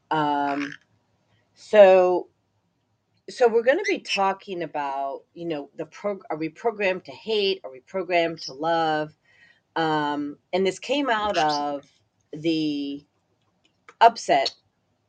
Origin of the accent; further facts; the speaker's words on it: Highland Park, Illinois, United States; also born or lived in Barrington Hills, Illinois; as a kid, I grew up in Highland Park, Illinois